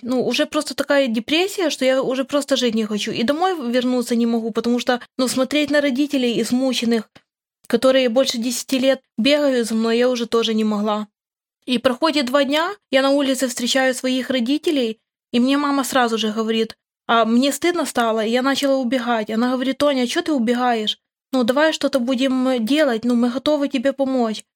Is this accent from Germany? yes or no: no; Khmelnytskyi Oblast, Ukraine; Я тоже с Украины, с Хмельницкой области